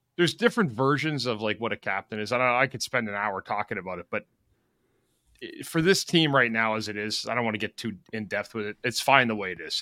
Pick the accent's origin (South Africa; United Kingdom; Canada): Canada; Ottawa, Ontario; moved away; when I was growing up in Ottawa